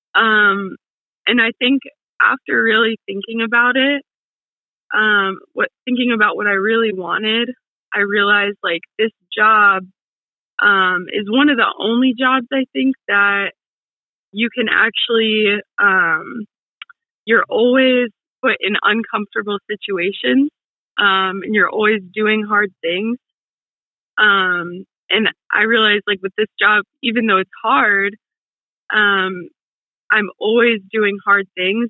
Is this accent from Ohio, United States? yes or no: yes; Toledo, Ohio, United States; also born or lived in Cincinnati, Ohio; I am from Ohio, the Toledo area over in Ohio